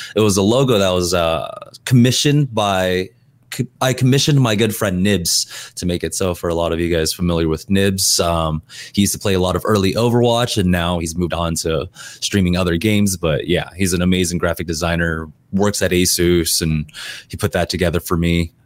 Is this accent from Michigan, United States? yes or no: no; California, United States; also born or lived in Korea; I'm American, like, I wanna be more American